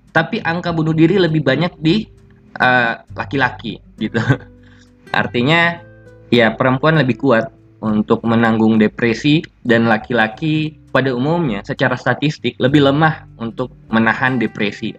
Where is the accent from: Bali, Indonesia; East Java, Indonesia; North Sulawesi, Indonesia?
North Sulawesi, Indonesia; Bolaang Mongondow Raya; Daerahku sendiri, B M R, Bulangmung Doraya